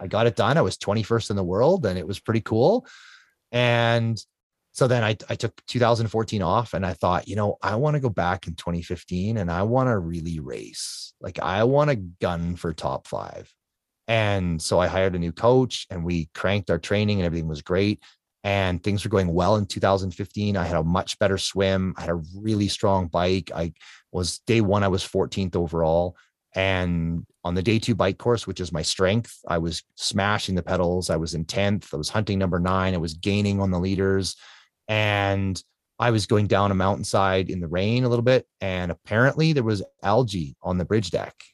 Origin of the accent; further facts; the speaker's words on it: Canada; I'm Canadian